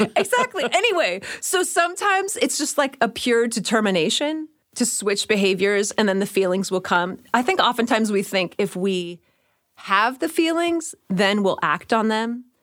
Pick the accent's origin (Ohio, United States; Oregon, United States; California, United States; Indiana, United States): California, United States; Bay Area; I grew up in the Bay Area